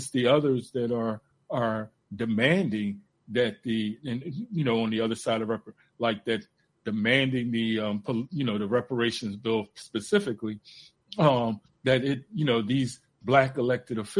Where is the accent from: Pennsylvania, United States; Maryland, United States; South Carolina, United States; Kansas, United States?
Pennsylvania, United States; Philadelphia; growing up in Philly